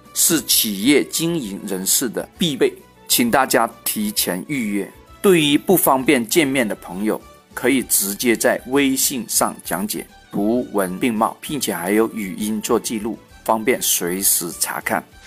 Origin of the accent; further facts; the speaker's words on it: China; 我们中国人